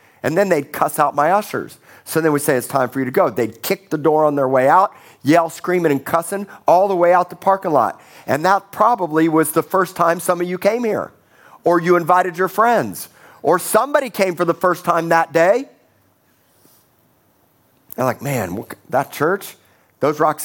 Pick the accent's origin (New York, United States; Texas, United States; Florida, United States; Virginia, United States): Florida, United States; Miami; also born or lived in Tulsa, Oklahoma; now in Corpus Christi, United States; I grew up in Miami, Florida